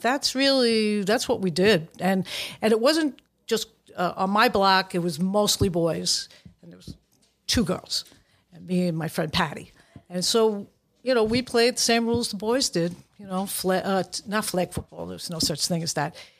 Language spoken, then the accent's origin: English; New York City, New York, United States; I grew up in Brooklyn